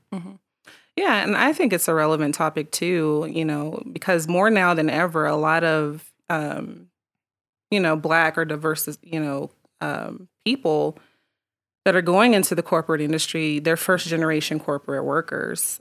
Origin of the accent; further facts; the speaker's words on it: Colorado Springs, Colorado, United States; I was born in Colorado Springs